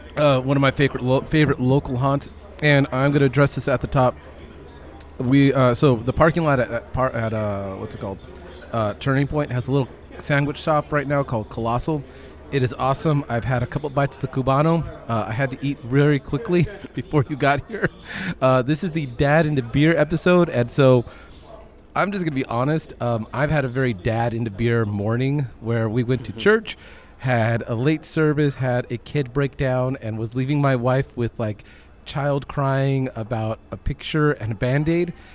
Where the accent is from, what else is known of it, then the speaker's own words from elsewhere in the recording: Long Beach, California, United States; moved away as an adult; also born or lived in Malibu, California; now in Texas, United States; I grew up in the Long Beach area